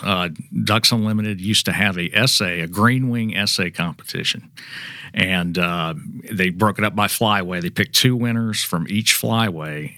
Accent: Mississippi, United States; I grew up in Mississippi, but my mother's family is from Chicago

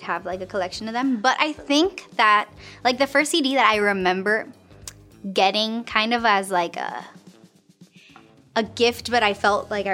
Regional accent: Caracas, Capital District, Venezuela; now in Miami, United States; I was born in Caracas, Venezuela

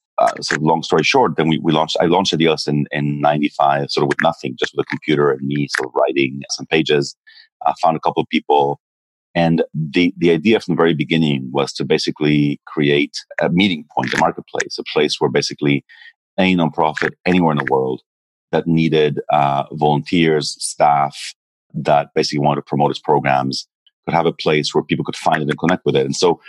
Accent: Peru; also born or lived in Israel / Mexico; I was born in Israel, and then I grew up in Peru and Mexico as a kid. My parents went there for work.

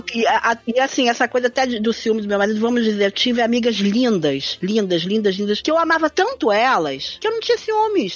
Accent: Argentina; now in Brazil; eu sou argentina

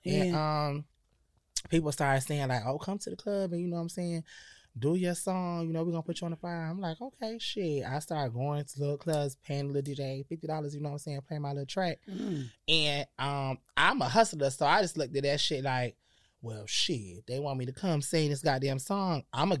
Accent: Connecticut, United States; So I keep, you know, I'm from Connecticut.

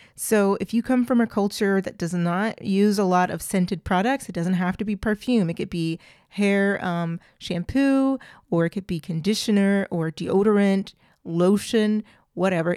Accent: United States; also born or lived in Clermont-Ferrand, France; I'm very American.

